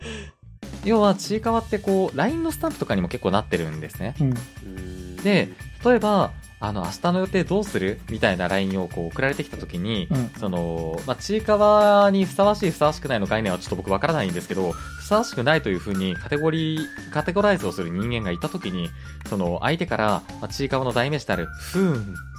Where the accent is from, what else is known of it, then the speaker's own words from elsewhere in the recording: Hokkaido, Japan; moved away as an adult; also born or lived in Tokyo; 僕も北海道にいる時に食べたことなかったんですよ